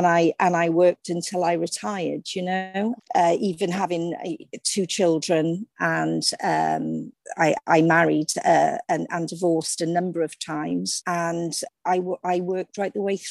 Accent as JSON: {"language": "English", "town": "Cardiff", "region": "Wales", "country": "United Kingdom", "tie": "born or raised there", "said": "Yeah, well, I mean, it's nothing sensational. I came from a very ordinary working class loving family. My father was a docker, my mum was a secretary, and I had two brothers."}